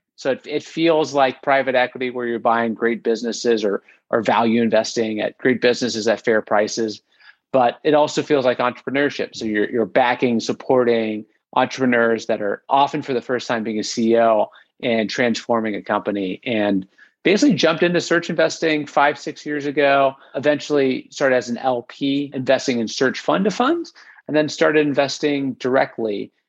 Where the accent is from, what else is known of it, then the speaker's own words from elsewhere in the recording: Ohio, United States; now in Washington, D.C., United States; I'm from the States. I'm originally from Ohio, and right out of undergrad, I went to University of Pennsylvania for grad school